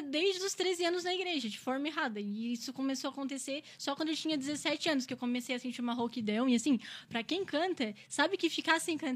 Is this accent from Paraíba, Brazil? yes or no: no; Criciúma, Santa Catarina, Brazil; Sim, eu moro no São Luís, nasci em Criciúma, Santa Catarina, né? Sou criciumense.